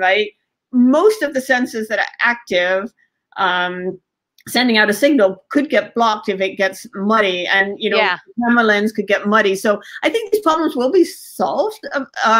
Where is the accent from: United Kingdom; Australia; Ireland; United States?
United Kingdom; England; I was born in England